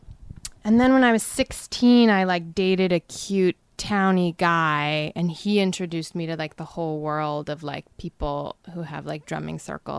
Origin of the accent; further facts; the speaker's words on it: Amherst, Massachusetts, United States; Amherst, Massachusetts.